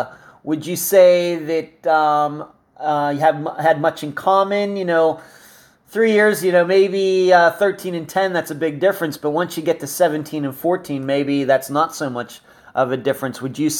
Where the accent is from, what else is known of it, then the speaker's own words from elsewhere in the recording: Leechburg, Pennsylvania, United States; this just shows how close Arnold, that whole entire area, is to where I grew up in Leechburg.